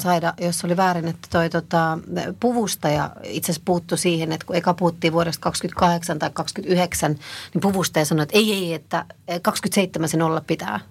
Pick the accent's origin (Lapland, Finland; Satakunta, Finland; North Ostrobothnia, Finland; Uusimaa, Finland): Uusimaa, Finland; Helsinki; mä oon kasvanut Meilahdessa